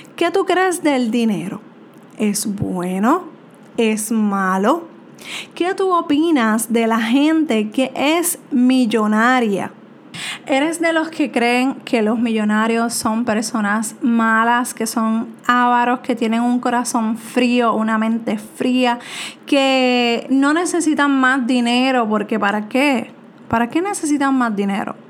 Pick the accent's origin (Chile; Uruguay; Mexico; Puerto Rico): Puerto Rico; soy de Puerto Rico